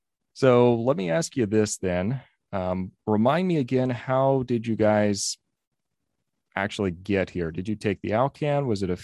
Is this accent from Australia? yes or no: no; Texas, United States; now in Eagle River, United States; I'm from Texas